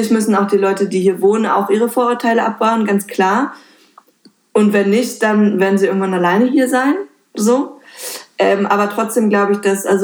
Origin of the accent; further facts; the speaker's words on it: Berlin-Brandenburg, Germany; tatsächlich Berlin-Brandenburg ist halt irgendwie meine Heimat und ich mag die einfach wieder super gerne.